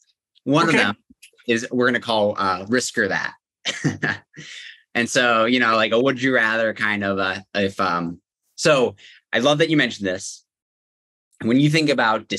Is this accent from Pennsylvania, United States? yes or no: yes; Pittsburgh, Pennsylvania, United States; I'm from Pittsburgh, Pennsylvania